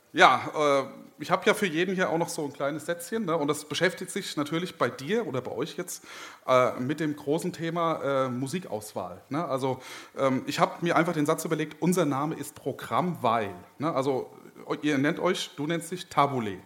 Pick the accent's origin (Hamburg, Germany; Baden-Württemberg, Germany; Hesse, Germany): Hesse, Germany; Marburg; ich komme aus Marburg, bin 23 Jahre alt, studiere auch dort